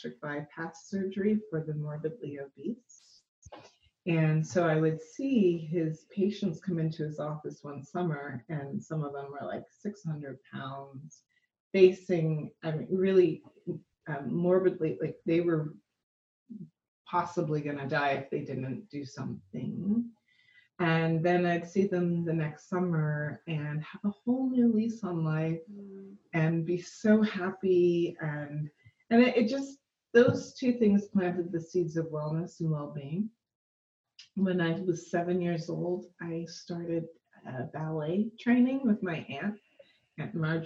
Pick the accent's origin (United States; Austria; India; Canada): Canada; Toronto, Ontario; I was born in Toronto, Canada